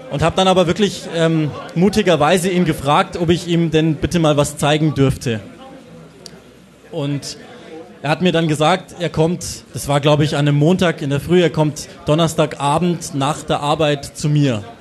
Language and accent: German; Burghausen, Bavaria, Germany; born there; now in Munich, Germany; Ich komme gebürtig aus Burghausen, die sind ja heute auch in der Stadt.